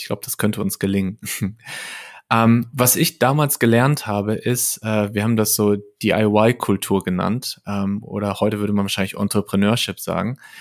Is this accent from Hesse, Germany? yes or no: no; Lippstadt, North Rhine-Westphalia, Germany; moved away as an adult; also born or lived in Paderborn / Bielefeld; now in Berlin, Germany; Ich komme aus Lippstadt, das ist eine ja, mittelgroße Stadt in Westfalen. Ähm, habe da bis ich 20 war ungefähr gewohnt